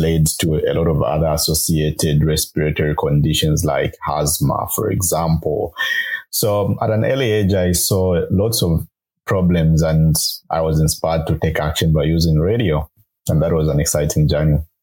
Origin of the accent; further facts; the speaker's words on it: Kitwe, Copperbelt Province, Zambia; I grew up uh, in uh, Kitwe on the copper belt province of Zambia